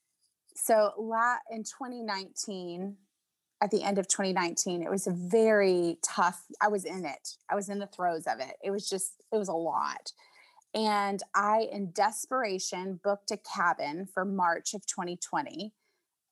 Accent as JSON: {"language": "English", "town": "Nashville", "region": "Tennessee", "country": "United States", "tie": "born or raised there", "said": "I grew up in Nashville"}